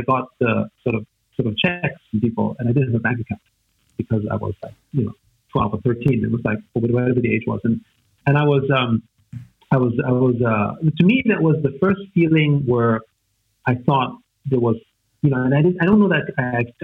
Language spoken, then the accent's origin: English; Vienna, Austria; first language German; English is a second language; I grew up in Vienna, in Austria, to sort of a musical family